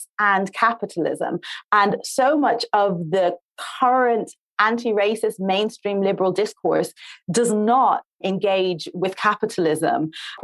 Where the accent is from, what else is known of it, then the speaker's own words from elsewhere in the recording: Ireland; also born or lived in Dublin / Atlanta, Georgia; somebody who grew up in Ireland